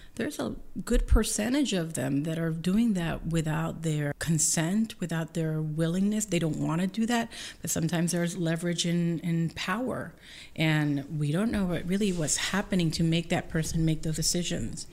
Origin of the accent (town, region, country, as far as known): Puerto Rico; now in Columbia, Missouri, United States